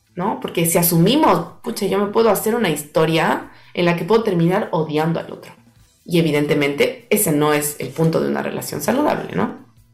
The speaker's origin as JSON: {"language": "Spanish", "country": "Ecuador", "said": "yo soy ecuatoriana"}